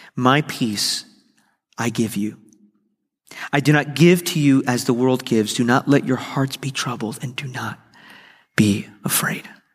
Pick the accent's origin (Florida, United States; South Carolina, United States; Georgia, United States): Florida, United States; Miami; moved away as an adult; now in West Palm Beach, United States; I was leaving the church that I discovered my calling in, I had discovered that I would, God had called me to ministry. I'd grown up there